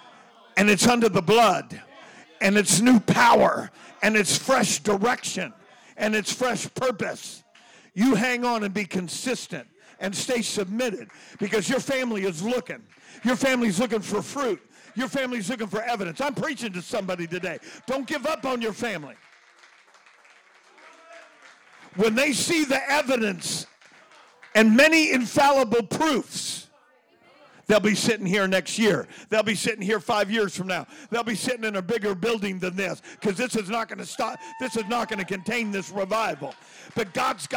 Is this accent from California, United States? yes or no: yes; Oakland, California, United States; I was born in Oakland. Lived all over the Bay Area.